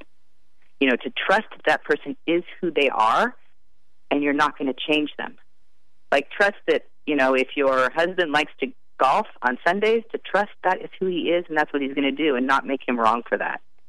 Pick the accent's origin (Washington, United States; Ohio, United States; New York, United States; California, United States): California, United States; Santa Fe; my hometown, Santa Fe, California